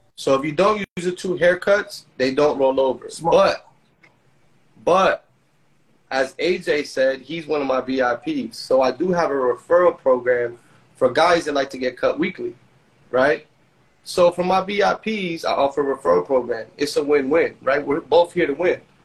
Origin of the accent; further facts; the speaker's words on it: Orlando, Florida, United States; also born or lived in Ukiah, California; I'm originally from Orlando